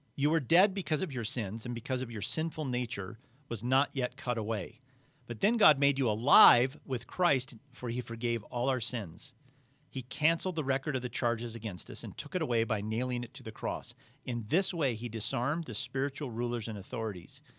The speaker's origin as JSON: {"language": "English", "country": "United States", "said": "I'm an American"}